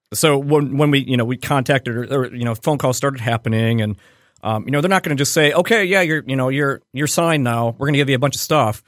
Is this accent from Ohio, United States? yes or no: yes; Cleveland, Ohio, United States; I grew up in Cleveland where we're all from Cleveland.